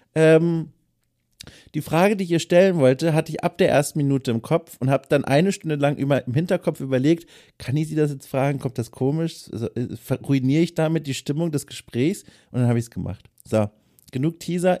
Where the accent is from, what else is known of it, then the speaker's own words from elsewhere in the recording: Lower Franconia, Bavaria, Germany; ich bin aus Unterfranken